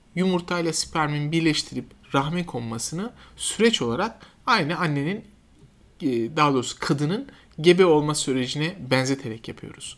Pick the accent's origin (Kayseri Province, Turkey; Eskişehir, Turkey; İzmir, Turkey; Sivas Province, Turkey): Kayseri Province, Turkey; moved away as an adult; also born or lived in Ankara / Siirt; now in Istanbul, Turkey; Ben 78 e, yılında Kayseri doğumluyum. E, ilk orta ve lise eğitimimi e, Kayseri'de yaptım.